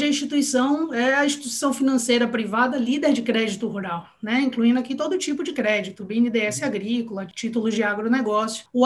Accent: Salvador, Bahia, Brazil; eu sou baiana, né? Tipo, sou soteropolitana, sou de Salvador, mas minha família é toda do interior da Bahia

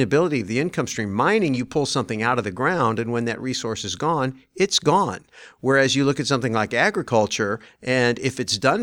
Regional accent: Santa Clara Valley, California, United States; I grew up in Silicon Valley. Before it was Silicon Valley. I grew up when it was Santa Clara Valley

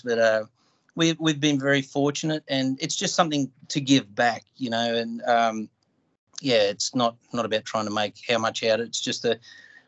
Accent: North Queensland, Australia; I come from North Queensland in Australia

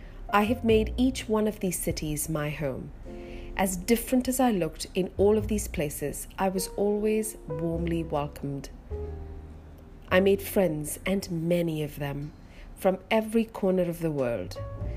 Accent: Mumbai, Maharashtra, India; born there; I was born in Bombay. My father's job took him all around the world, and though he had the opportunity to raise my sisters and me abroad, he chose to stay behind in India to instill good Indian values.

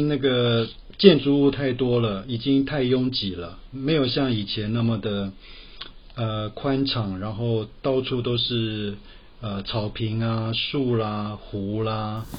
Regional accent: Taipei, Taiwan; 我台北人。

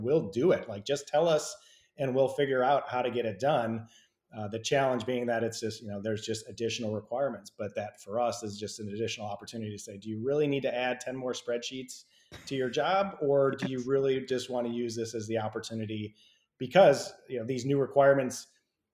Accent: Midwest, United States; now in Georgia, United States; I come from the Midwest as well, too. And I'm in Georgia

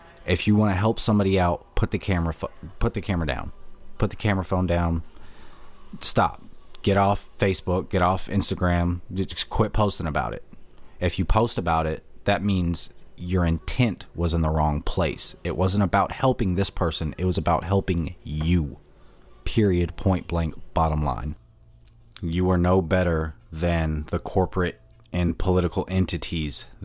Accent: Pensacola, Florida, United States; I was born in Pensacola, Florida, at Sacred Heart Hospital

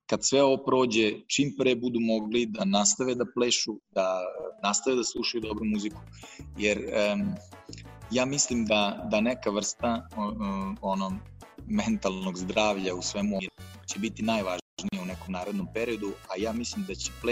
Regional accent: Serbia; ovde kod nas u Srbiji

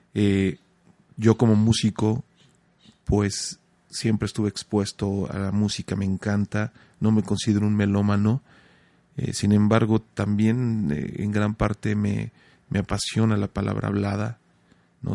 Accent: Mexico; como mexicanos

